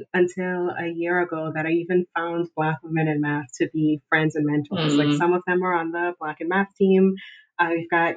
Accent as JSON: {"language": "English", "country": "Bahamas", "moved": "as an adult", "lives_now": "Georgetown, Texas, United States", "said": "I'm from the Bahamas."}